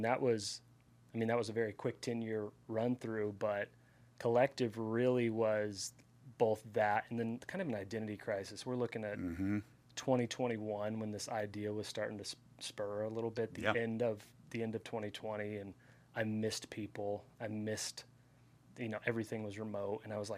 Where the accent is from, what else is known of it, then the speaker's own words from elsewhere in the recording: California, United States; now in Austin, United States; I came from California, though.